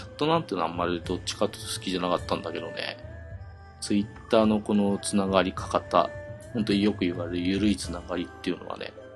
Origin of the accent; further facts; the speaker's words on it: Tokyo, Japan; 勤務地が高崎、群馬県の高崎からね、地元東京に変わりまして、戻ってきました